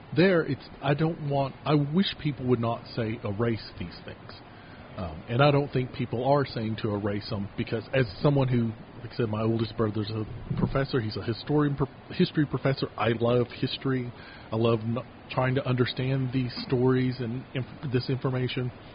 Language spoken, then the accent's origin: English; Kentucky, United States; moved away as an adult; now in Utah, United States; town I grew up in in Kentucky